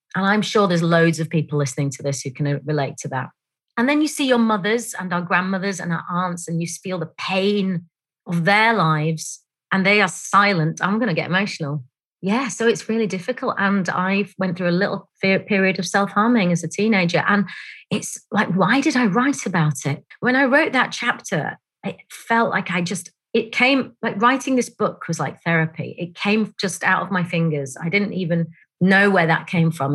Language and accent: English; Bradford, Yorkshire and the Humber, United Kingdom; I grew up in a place called Bradford, which is in West Yorkshire.